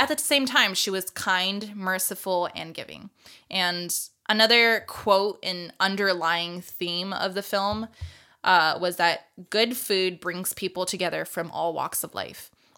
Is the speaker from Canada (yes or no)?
no; Japan; I grew up multicultural, just not only being like growing up in Japan, but like I have a white dad, but also we grew up with like Brazilians, Filipinos